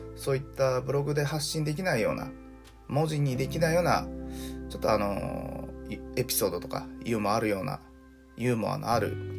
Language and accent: Japanese; Hiroshima, Japan; moved away as an adult; also born or lived in Osaka / Tokyo / Hikari, Yamaguchi; 僕はあの広島で生まれ育って